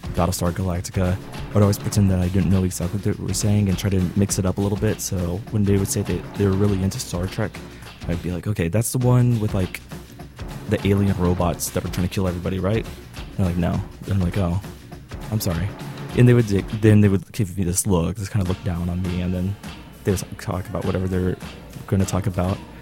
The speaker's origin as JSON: {"language": "English", "town": "Dallas", "region": "Texas", "country": "United States", "said": "I'm from Dallas, Texas"}